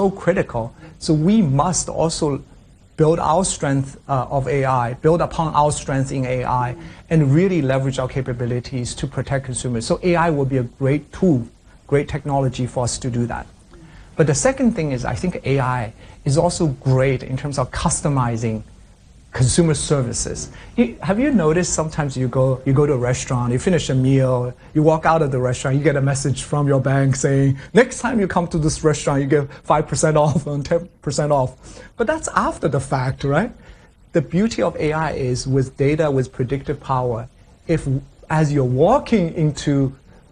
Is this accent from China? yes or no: yes; China; moved away; also born or lived in United States; I grew up in China. I went to the U.S.